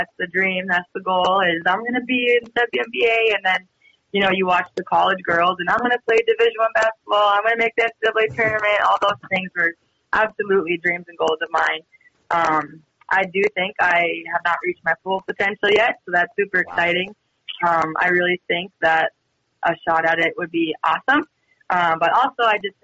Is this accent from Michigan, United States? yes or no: no; Edmore, North Dakota, United States; also born or lived in Devils Lake, North Dakota; my hometown, Edmore, is about 20, 30-ish minutes, depending how fast you're driving, northeast of Devil's Lake